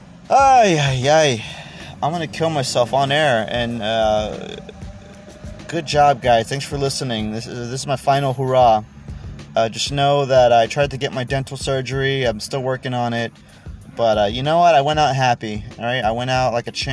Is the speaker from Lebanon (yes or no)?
no; United States; I'm American